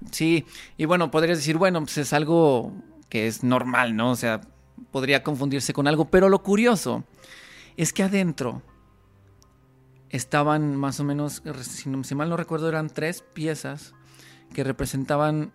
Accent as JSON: {"language": "Spanish", "country": "Mexico", "said": "como mexicanos evidentemente tenemos mucha conexión"}